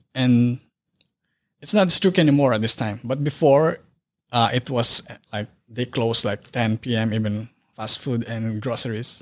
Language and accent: English; Philippines; moved away as an adult; now in Wisconsin, United States; I grew up in Philippines